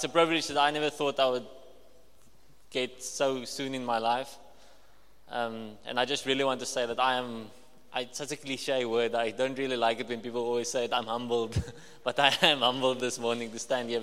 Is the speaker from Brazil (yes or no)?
no; Walvis Bay, Erongo, Namibia; I'm from Walvis Bay